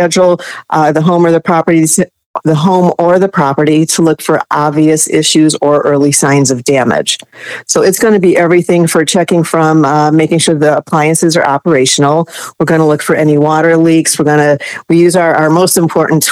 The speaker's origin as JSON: {"language": "English", "region": "Northern Indiana", "country": "United States", "moved": "yes", "lives_now": "Florida, United States", "said": "I'm from Northern Indiana originally. After I moved to Florida"}